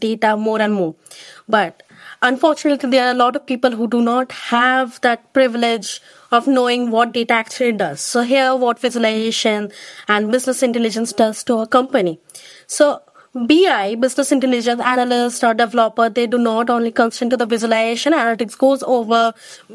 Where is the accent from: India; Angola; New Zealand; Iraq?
India; moved away as an adult; now in United Kingdom; I am from India.